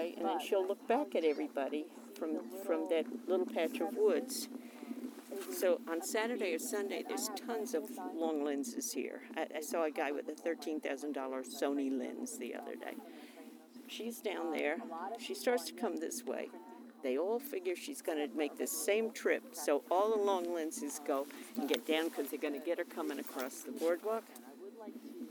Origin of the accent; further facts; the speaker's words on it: Savannah, Georgia, United States; now in New Jersey, United States; I grew up in Savannah, Georgia.